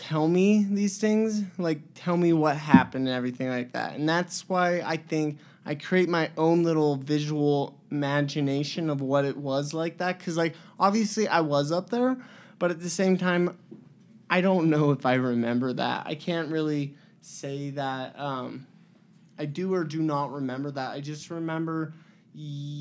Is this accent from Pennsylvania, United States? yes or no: no; Utah, United States; I grew up in Utah. I was born at the LDS Hospital, June 19th, 1998.